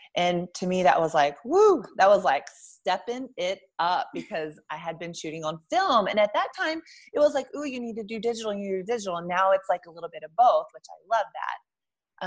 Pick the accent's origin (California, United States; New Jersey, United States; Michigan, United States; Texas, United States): Texas, United States; Lubbock; moved away as an adult; also born or lived in Albuquerque, New Mexico; I'm originally from Lubbock, Texas, which is about 200,000 people.